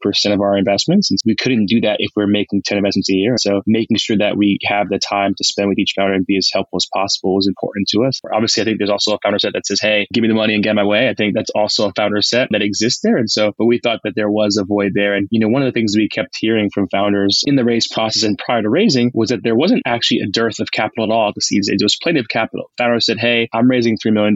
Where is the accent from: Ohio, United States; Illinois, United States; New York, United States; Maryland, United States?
New York, United States; moved away as an adult; also born or lived in Bay Area; I'm just a New Yorker at heart, so it was great to get back home